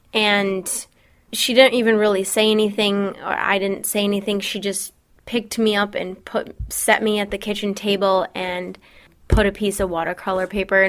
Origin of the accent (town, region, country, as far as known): Belding, Michigan, United States